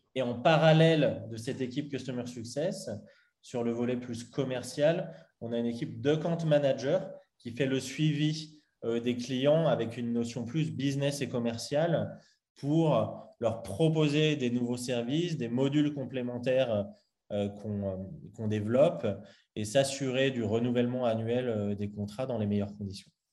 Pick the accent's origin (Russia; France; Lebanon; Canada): France; Lyon, Auvergne-Rhône-Alpes; j'ai grandi à Lyon